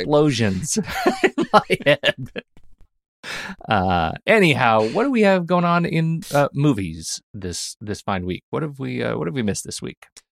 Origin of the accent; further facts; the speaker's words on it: United States; as an American